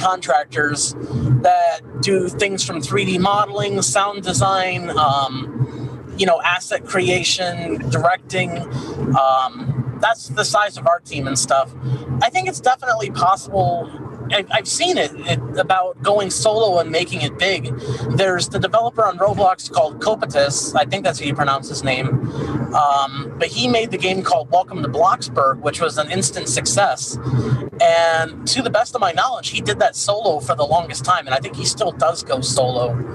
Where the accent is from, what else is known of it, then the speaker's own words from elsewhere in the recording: Chicago, Illinois, United States; I'm from the Chicagoland area